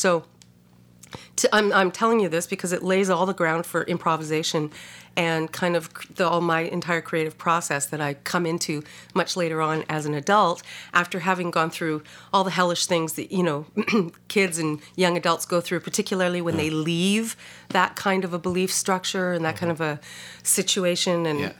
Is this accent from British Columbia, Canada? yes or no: yes; Vancouver, British Columbia, Canada; born there; I was born in Vancouver and we were Canadian. We traveled all over Canada, but also in the States quite a bit too